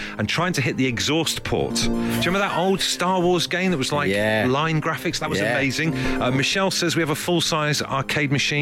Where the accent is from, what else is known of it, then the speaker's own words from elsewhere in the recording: Trowbridge, South West England, United Kingdom; growing up in Trowbridge